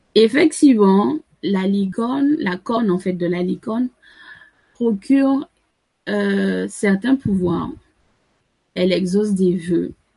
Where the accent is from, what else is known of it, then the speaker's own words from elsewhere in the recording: Sainte-Anne, Antilles, Guadeloupe; je suis originaire de Sainte-Anne